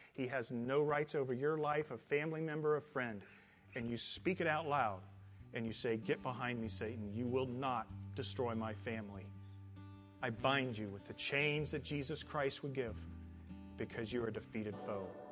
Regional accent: Midwest, United States; now in Southern California, United States; I come from the Midwest

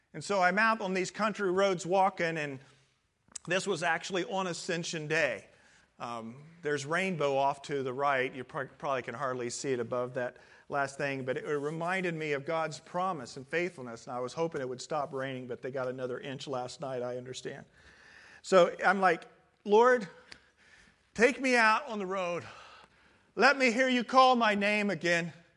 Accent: Midwest, United States; born or raised there; moved away as an adult; now in California, United States

